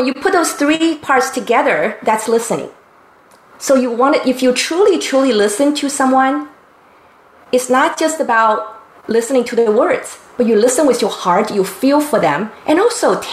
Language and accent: English; Taiwan; now in San Diego, United States; since I was a child growing up in Taiwan